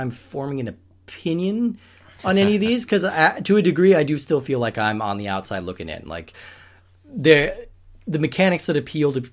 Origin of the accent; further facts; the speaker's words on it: Colorado, United States; the town I grew up in Colorado is, we're like the prison capital of the state